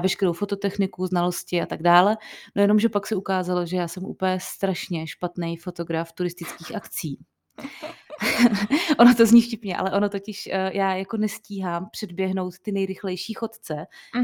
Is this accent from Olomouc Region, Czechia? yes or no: no; Plzeň, Plzeň Region, Czechia; my jsme z Plzně, nebo většina z nás je z Plzně